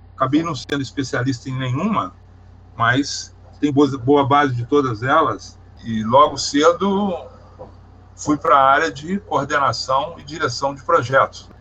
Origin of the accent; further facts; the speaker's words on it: Barbacena, Minas Gerais, Brazil; also born or lived in Brasília; now in Rio de Janeiro, Brazil; Eu sou de Minas Gerais. Eu adotei o Rio de Janeiro como meu estado, mas eu sou nascido em Minas Gerais, tenho família em Minas Gerais, vou a Minas Gerais. Uhum pertinho do Rio de Janeiro, na cidade de Barbacena